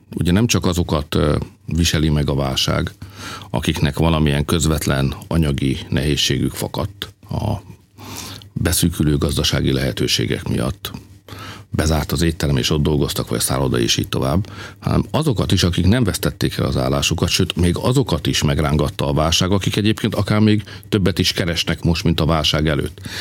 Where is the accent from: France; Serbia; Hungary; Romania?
Hungary; magyarok vagyunk